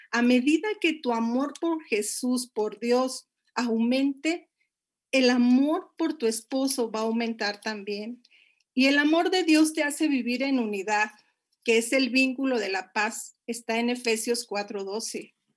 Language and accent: Spanish; Monterrey, Nuevo León, Mexico; moved away as an adult; now in Puebla, Mexico; yo soy de la ciudad de Monterrey